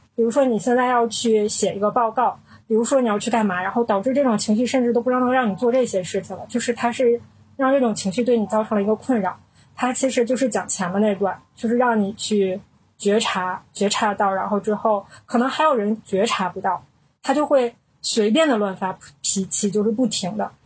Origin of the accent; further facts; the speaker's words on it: Northeast China, China; 我们是三个来自东北的Ladies